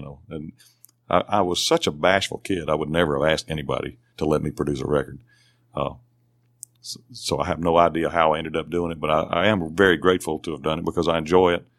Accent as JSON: {"language": "English", "town": "Belmont", "region": "Mississippi", "country": "United States", "tie": "born or raised there", "said": "Belmont, Mississippi is my hometown"}